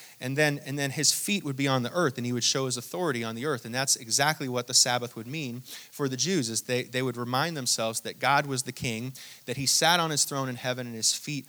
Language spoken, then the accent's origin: English; Hong Kong; born there; I actually didn't grow up in Hong Kong, but I was born in Hong Kong and I traveled there quite a bit.